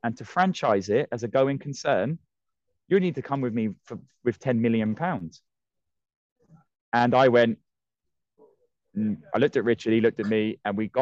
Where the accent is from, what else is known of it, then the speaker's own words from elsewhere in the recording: Ireland; also born or lived in Australia; now in United Kingdom; I am Irish